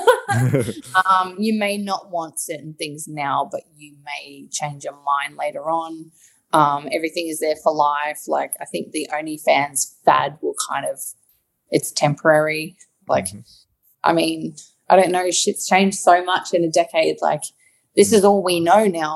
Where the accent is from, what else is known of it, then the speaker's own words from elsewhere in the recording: Australia; a homegrown Aussie girl